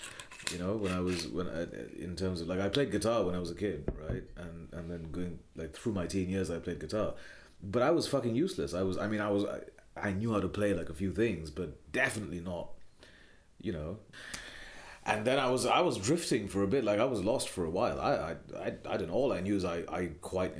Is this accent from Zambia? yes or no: no; Kolkata, West Bengal, India; moved away as an adult; also born or lived in United Kingdom; now in London, United Kingdom; growing up in Kolkata, of doing my education in Kolkata